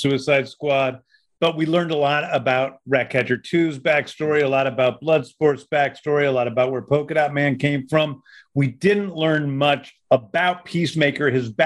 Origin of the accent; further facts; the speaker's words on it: Missouri, United States; now in Georgia, United States; I grew up in Missouri